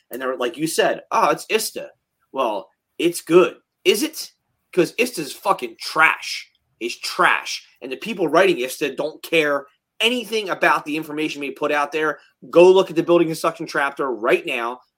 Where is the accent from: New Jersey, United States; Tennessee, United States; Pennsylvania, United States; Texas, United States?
New Jersey, United States; we're from Jersey